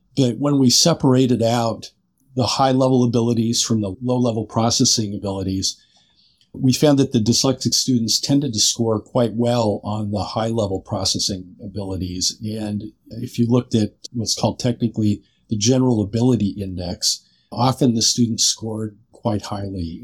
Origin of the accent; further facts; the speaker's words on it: Seattle, Washington, United States; also born or lived in San Francisco / Chicago; moved out to Seattle, which was my hometown